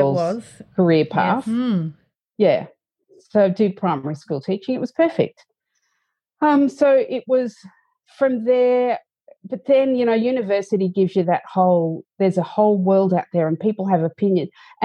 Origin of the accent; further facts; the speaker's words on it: Bendigo, Victoria, Australia; I grew up in Bendigo and I didn't want to stay in Bendigo